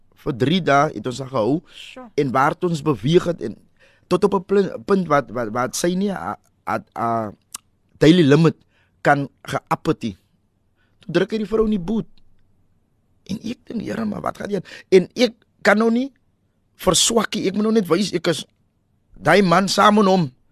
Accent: Cape Town, Western Cape, South Africa; also born or lived in Hillview; ek het 19 jaar groot geword in Parkwood. Ons verhuis

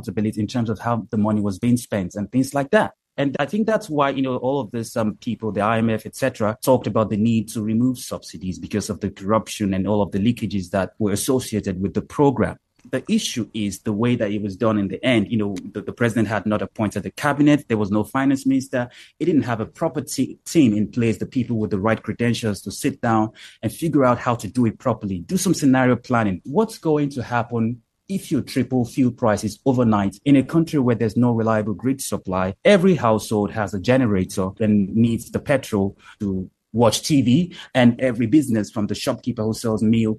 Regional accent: Nigeria; I'm Nigerian and I was born here

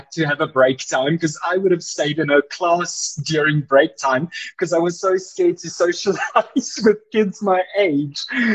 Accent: Boksburg, Gauteng, South Africa; also born or lived in Cape Town / Johannesburg / Georgia, United States; I grew up and still am in Boksburg

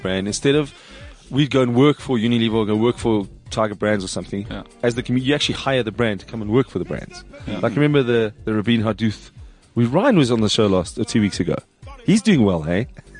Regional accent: Springs, Gauteng, South Africa; born or raised there

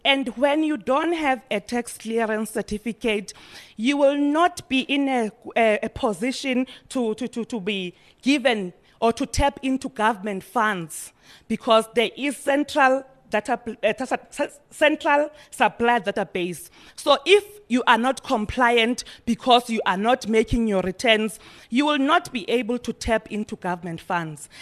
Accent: Eastern Cape, South Africa; We are coming from Norway, which is in the East, Eastern Cape.

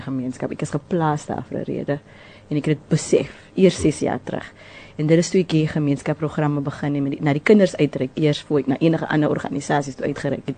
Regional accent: Cape Town, Western Cape, South Africa; also born or lived in Mitchells Plain; Ek is eintlik 'n inboorlinge van Delft ons het uit Mitchells Plain het getrek op die ouderdom

